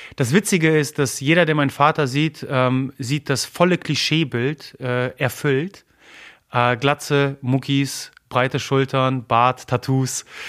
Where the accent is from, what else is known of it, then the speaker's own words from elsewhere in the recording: Germany; first language Polish; German is a second language; also born or lived in Gdynia, Poland (parents' origin); obwohl ich sogar in Deutschland geboren bin, als, als Pole.